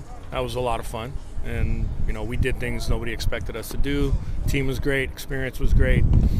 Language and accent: English; San Carlos, California, United States; from San Carlos, California.